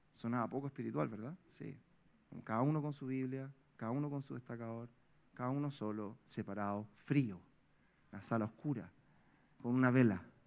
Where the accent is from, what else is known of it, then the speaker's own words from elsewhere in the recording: Providencia, Santiago Metropolitan Region, Chile; Yo vengo de Providencia toda la vida